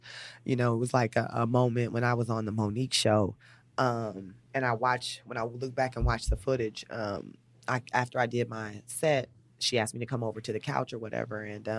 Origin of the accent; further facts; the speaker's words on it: St. Louis, Missouri, United States; born there; No. I was born in St. Louis, Missouri.